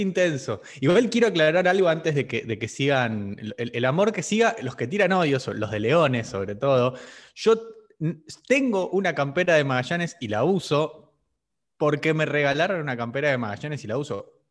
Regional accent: Argentina; Por ser argentino

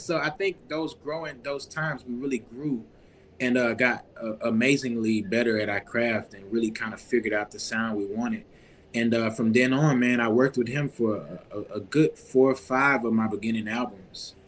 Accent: Baton Rouge, Louisiana, United States; especially being in Baton Rouge. You know, we in, in my hometown of Louisiana

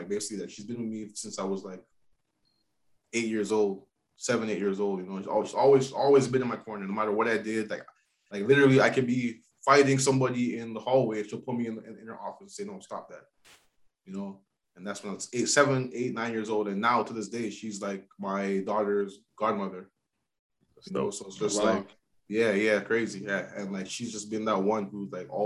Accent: Toronto, Ontario, Canada; growing up in Toronto in the hood

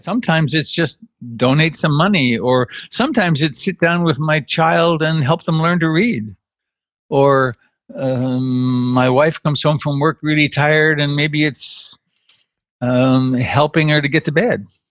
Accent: Canada; now in United States; I'm Canadian by birth. I became an American citizen

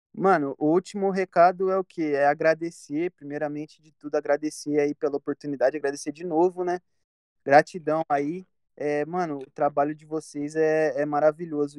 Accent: Campinas, São Paulo, Brazil; Eu, eu cresci e nasci no Parque Industrial, que é uma, re... é uma região aqui de Campinas

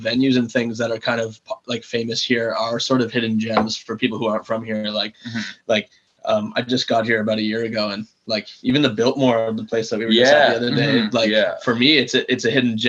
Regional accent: Toronto, Ontario, Canada; moved away as an adult; also born or lived in Banff, Canada; we're both from Toronto

